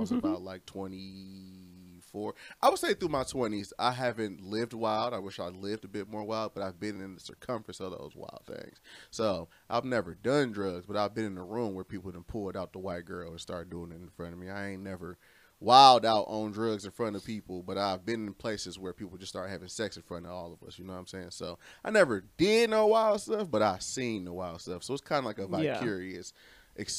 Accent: Romulus, Michigan, United States; also born or lived in Detroit / Inkster; I grew up in a little town called Romulus

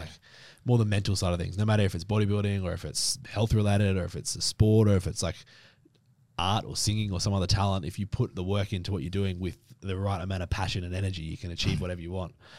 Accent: Brisbane, Queensland, Australia; now in Victoria, Australia; I grew up in Brisbane, so up in Queensland

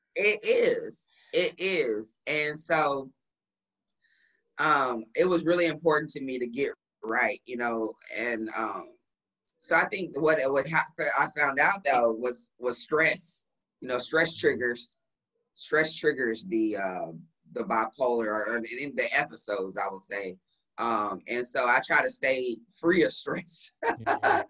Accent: Dallas, Texas, United States; moved away as an adult; also born or lived in St. Louis; I moved here back to Dallas. This is my hometown

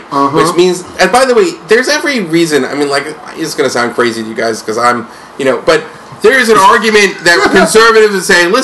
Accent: United States; my personal experience as an American

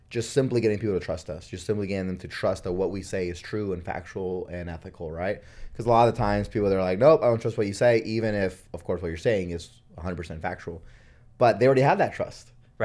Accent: Honduras; now in United States; I was born in Honduras

